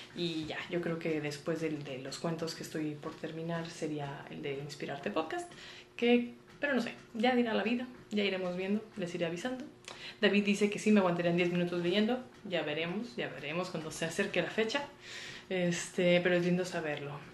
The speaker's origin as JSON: {"language": "Spanish", "town": "Monterrey", "region": "Nuevo León", "country": "Mexico", "tie": "born or raised there", "moved": "as an adult", "lives_now": "Mexico City, Mexico", "said": "yo soy regia, nací en Monterrey y toda la vida viví en Monterrey"}